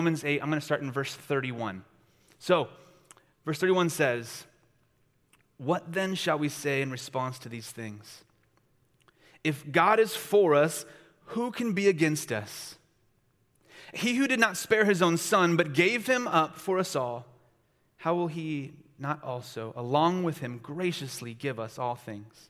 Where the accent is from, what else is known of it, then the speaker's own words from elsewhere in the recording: Long Beach, California, United States; I am from Long Beach, California